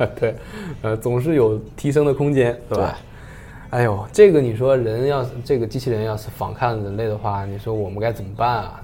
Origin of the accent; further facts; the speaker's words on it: China; 我们中国人老是往前传